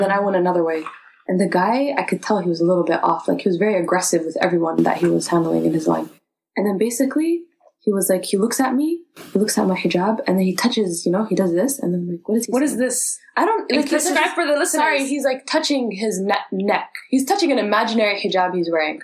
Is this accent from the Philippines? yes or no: no; Canada; moved away as an adult; now in United Kingdom; Came from the UK, but I'm from Canada. I was born in Canada.